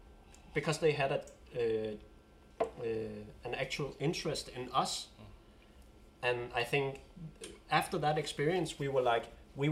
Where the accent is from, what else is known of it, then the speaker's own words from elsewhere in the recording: Denmark; first language Danish; English is a second language; I feel a sense of pride using the Danish language as well.